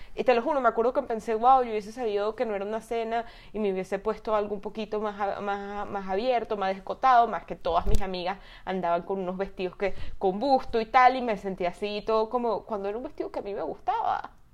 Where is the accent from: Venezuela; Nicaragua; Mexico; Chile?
Venezuela; yo también soy venezolana